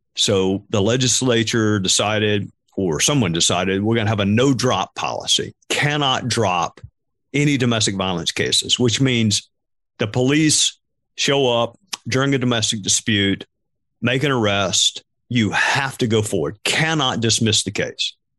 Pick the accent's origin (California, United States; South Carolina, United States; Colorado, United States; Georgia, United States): South Carolina, United States; Spartanburg; my hometown of Spartanburg